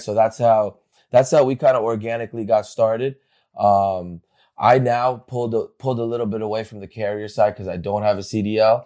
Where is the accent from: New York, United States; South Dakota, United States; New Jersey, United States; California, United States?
New Jersey, United States; Bergen County; I grew up in New Jersey. I went uh, in Bergen County, right here